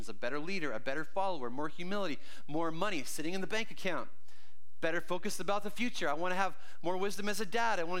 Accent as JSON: {"language": "English", "country": "Canada", "tie": "born or raised there", "moved": "yes", "said": "I grew up in Canada, for those of you who don't know, and so every young Canadian kid is signed up at some point to play ice hockey"}